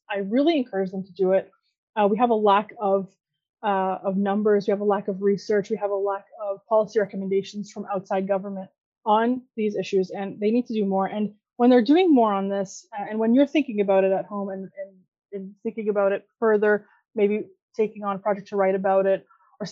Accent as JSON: {"language": "English", "country": "Canada", "tie": "born or raised there", "said": "I was born in Canada"}